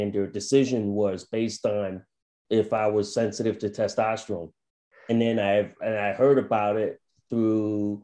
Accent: Plainville, Connecticut, United States; also born or lived in Thailand; I'm from Plainville, Connecticut in the New England states. So I've been a lifelong New Englander since birth. I'm originally from Thailand, so I immigrated as a baby.

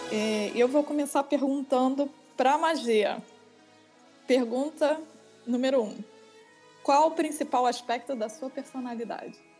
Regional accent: Rio de Janeiro, Brazil; moved away as an adult; now in Rotterdam, Netherlands; eu sou carioca

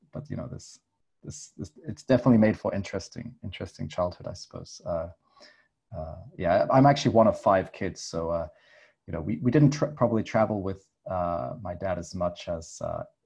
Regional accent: England, United Kingdom; moved away as an adult; also born or lived in Philippines / Berlin, Germany; now in Korea; I'm English, although I haven't actually lived in England now for nearly 10 years.

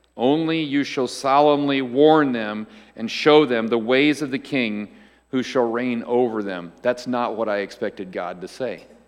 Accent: United States; as an American

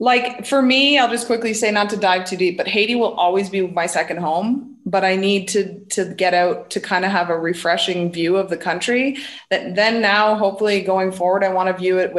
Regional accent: Ottawa, Ontario, Canada; I'm from Ottawa.

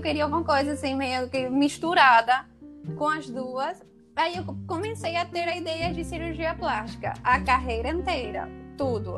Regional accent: Paraguay; Portuguese is a second language; moved away as an adult; now in Rio de Janeiro, Brazil; eu sou do Paraguai, vim para aqui, para o Rio, para fazer a residência.

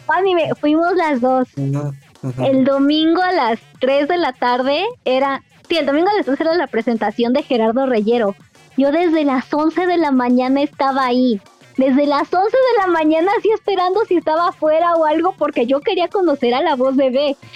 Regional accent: Querétaro, Mexico; moved away as an adult; soy de Querétaro, me tuve que regresar a Querétaro

